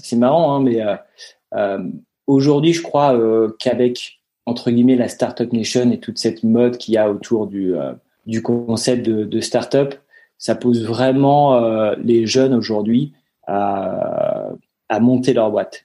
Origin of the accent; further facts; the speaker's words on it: Gouvieux, Hauts-de-France, France; also born or lived in Paris; J'ai grandi dans l'Oise, à Gouvieux, euh, une petite commune à côté de Chantilly.